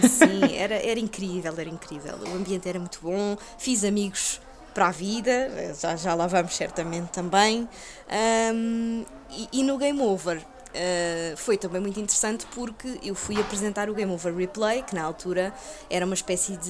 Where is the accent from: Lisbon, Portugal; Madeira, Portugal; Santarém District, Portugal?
Lisbon, Portugal; eu sou de Chelas, eu, eu nasci e cresci em Chelas